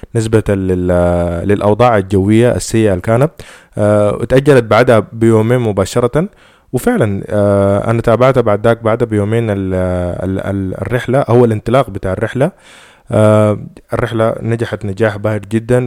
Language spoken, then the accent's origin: Arabic; Sudan; إحنا في السودان